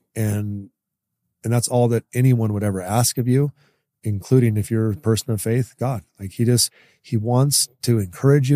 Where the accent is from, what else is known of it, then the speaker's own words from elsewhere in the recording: Ashland, Oregon, United States; I grew up in Oregon